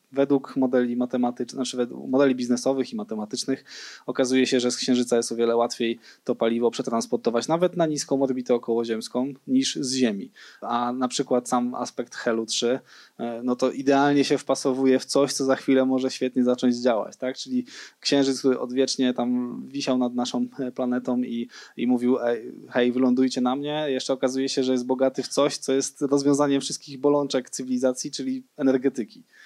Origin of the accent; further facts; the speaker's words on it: Świdnica, Lower Silesian Voivodeship, Poland; moved away; also born or lived in Wrocław; ja w ogóle jestem ze Świdnicy do Dolnym Śląsku